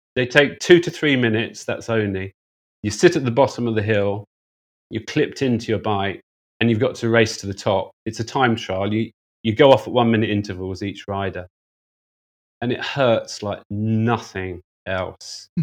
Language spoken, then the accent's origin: English; United Kingdom; moved away as an adult; also born or lived in Hong Kong; as a Brit